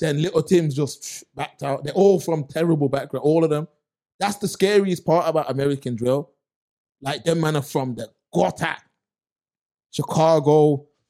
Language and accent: English; Birmingham, West Midlands, United Kingdom; I'm from Erdington